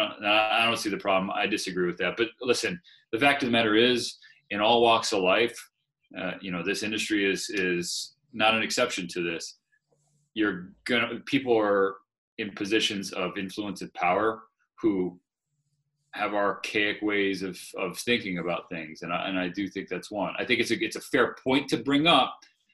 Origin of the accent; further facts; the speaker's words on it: Southern California, United States; moved away as an adult; also born or lived in Rockford / Eugene, Oregon; I was from Southern California